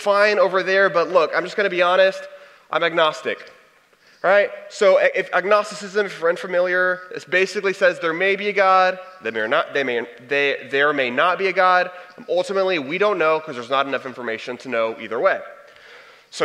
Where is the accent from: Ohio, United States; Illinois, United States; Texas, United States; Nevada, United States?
Texas, United States; I'm from Texas